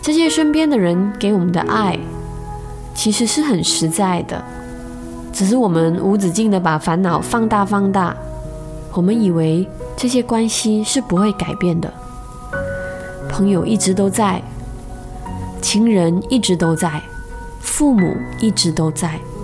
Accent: Malaysia; 我们马来西亚人

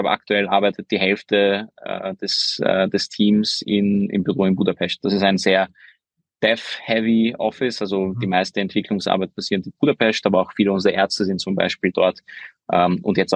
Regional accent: Vienna, Austria; also born or lived in Hungary; Also ich bin ja gebürtiger Ungar bin aber mit zehn nach Wien gezogen, wo ich unter anderem auch den Lukas, einen meiner zwei Co-Founder, kennengelernt habe in der Schule.

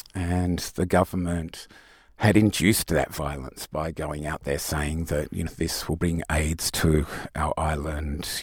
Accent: Tasmania, Australia; now in Sydney, Australia; I grew up in Tasmania

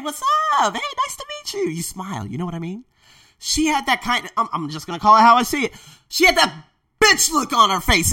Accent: United States; now in Thailand; I'm an American teacher

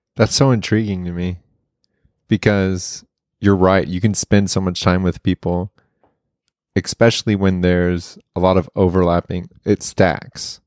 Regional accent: Oklahoma, United States; growing up in Oklahoma, everybody wants to go to O U.

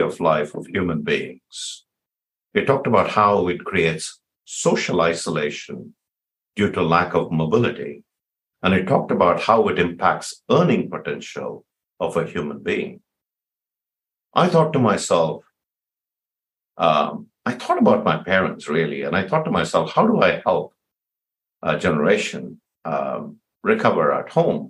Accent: India; now in San Jose, United States; I'm from India

